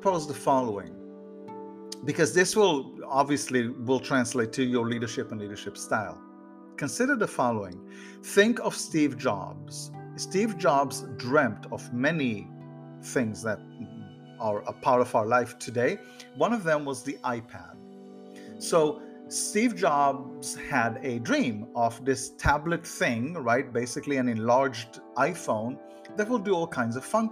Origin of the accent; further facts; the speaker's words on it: Haifa, Haifa District, Israel; now in Florida, United States; I grew up in Israel and I grew up in a suburb of the city Haifa